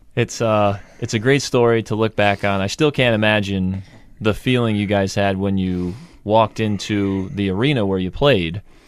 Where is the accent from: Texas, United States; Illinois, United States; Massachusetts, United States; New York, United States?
New York, United States; Gilbertsville; I'm from Gilbert, so I went to G M U